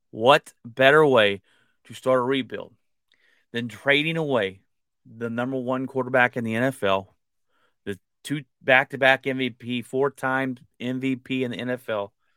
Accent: United States; I'm American and that I was born here

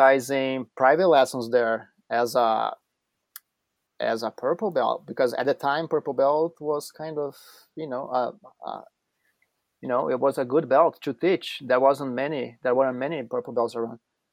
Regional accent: Curitiba, Paraná, Brazil; moved away; I was born in Brazil in Curitiba

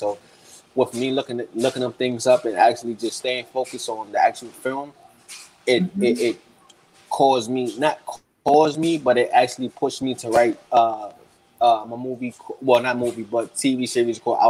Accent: New York City, New York, United States; Growing up in Harlem

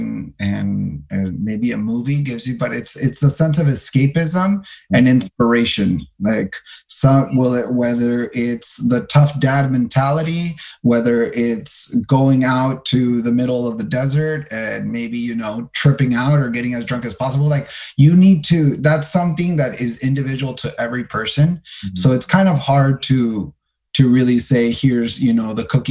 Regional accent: El Paso, Texas, United States; I was born in El Paso, Texas.

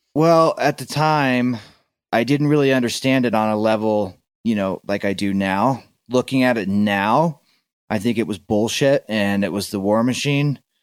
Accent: Florida, United States; also born or lived in Tennessee; I grew up in Florida and I split my time between Florida and Tennessee

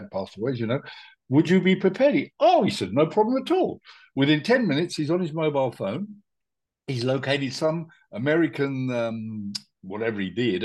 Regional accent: India; now in Spain; I was born in India.

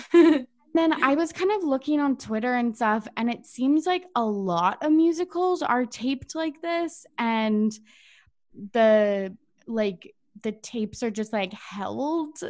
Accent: Canada; as a Canadian

